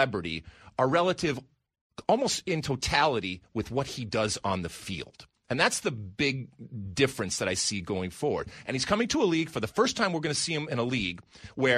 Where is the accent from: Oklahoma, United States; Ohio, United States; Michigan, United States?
Michigan, United States; Even though I grew up in Michigan, I learned English for this interview